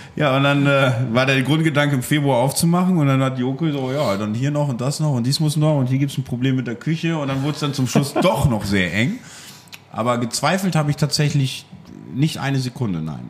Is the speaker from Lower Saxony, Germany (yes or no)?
yes; Friesland, Lower Saxony, Germany; now in Münster, Germany; Ich komme aus Friesland